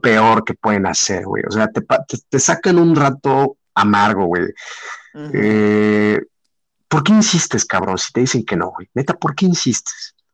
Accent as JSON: {"language": "Spanish", "country": "Mexico", "said": "soy de México."}